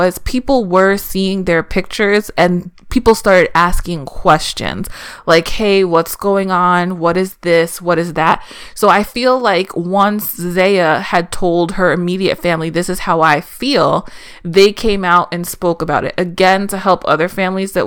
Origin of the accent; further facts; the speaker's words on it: East Coast, United States; I grew up in on the East Coast in the mid 90s.